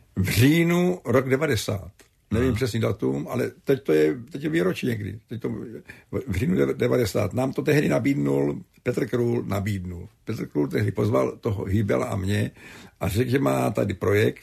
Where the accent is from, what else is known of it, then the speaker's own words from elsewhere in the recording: Kladno, Central Bohemian Region, Czechia; My jsme neměli televizi, chodili jsme daleko přes celý Kladno do Švermobách příbuzným na, na obrazovku se koukat